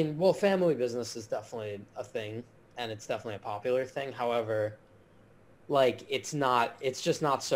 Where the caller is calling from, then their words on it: Miami, Florida, United States; I'm calling in from my apartment in Miami. I currently attend the University of Miami, so I live off campus right now